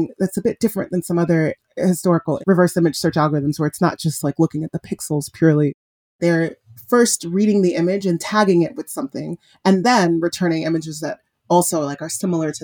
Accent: Nigeria; I'm Nigerian. My mom's a black woman. We're Nigerian, we're Igbo

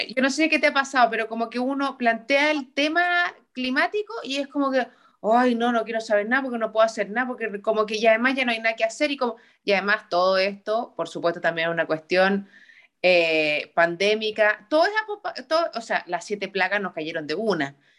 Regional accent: Santiago, Santiago Metropolitan Region, Chile; also born or lived in Iquique; nosotros como santiaguinos sí nos conocemos los barrios

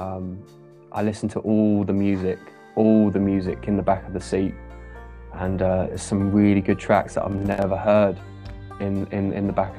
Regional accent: West Sussex, South East England, United Kingdom; now in Essex, United Kingdom; I'm from West Sussex

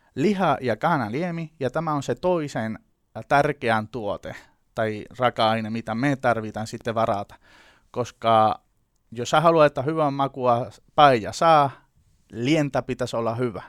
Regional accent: Seville, Andalusia, Spain; Finnish is a second language; moved away; Mä oon tota Sevillasta kotoisin, ihan siellä Andalusiassa etelässä Espanjassa

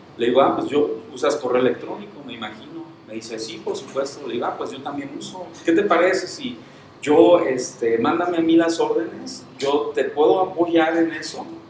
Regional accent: Santa Clara del Cobre, Michoacán, Mexico; yo soy nacido y originario de Santa Clara del Cobre, en Michoacán. Toda mi vida he vivido aquí en Santa Clara.

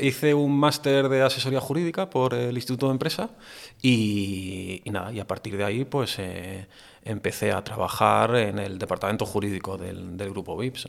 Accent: Andalusia, Spain; yo también un poco como andaluz

